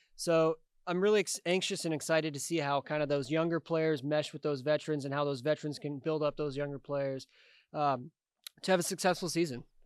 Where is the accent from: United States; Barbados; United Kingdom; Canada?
United States; Kansas City; representing my hometown in a different capacity after playing for the team for, uh, seven years.